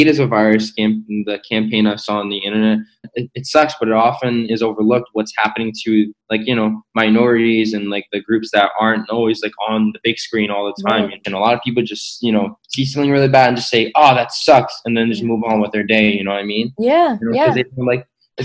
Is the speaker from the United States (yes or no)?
yes; New York, United States; I'm from New York myself